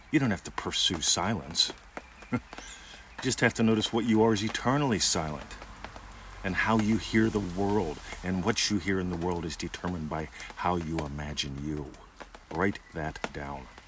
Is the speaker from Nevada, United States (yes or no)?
no; Pittsburgh, Pennsylvania, United States; moved away as an adult; now in Australia; how would I see my hometown if I went there visiting it? Because I'm a citizen of Australia now. How would I see the Pittsburgh airport visiting it